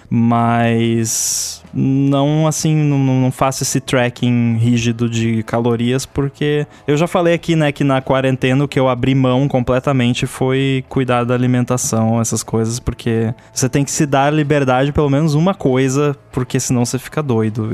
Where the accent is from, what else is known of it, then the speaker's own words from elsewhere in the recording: Rio Grande do Sul, Brazil; moved away; a gente tem uma rádio comunitária lá na cidade do Rio Grande do Sul, de onde eu vim